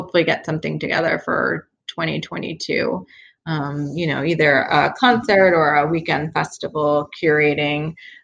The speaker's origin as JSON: {"language": "English", "town": "Philadelphia", "region": "Pennsylvania", "country": "United States", "moved": "yes", "lives_now": "Pittsburgh, United States", "said": "I'm from Philadelphia"}